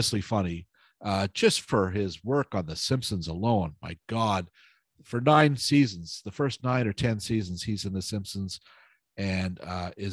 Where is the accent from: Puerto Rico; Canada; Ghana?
Canada; Toronto, Ontario; I grew up in the West End in Etobicoke.